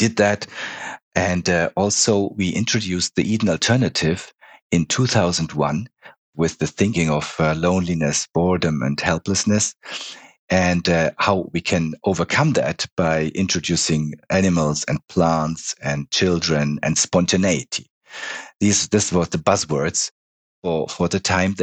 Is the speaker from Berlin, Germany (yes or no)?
no; Munich, Bavaria, Germany; moved away as an adult; also born or lived in Switzerland; I was born in Munich 57 years ago.